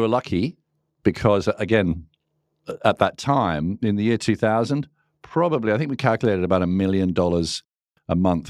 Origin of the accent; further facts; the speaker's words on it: England, United Kingdom; also born or lived in Singapore; now in Australia; I was actually from England and then Singapore and here an economics teacher.